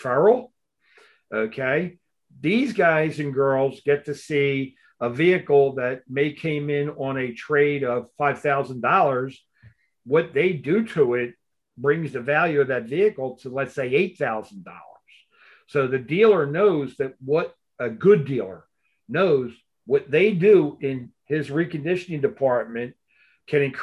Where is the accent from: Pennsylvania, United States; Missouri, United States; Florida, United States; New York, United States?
Missouri, United States; I'm from Missouri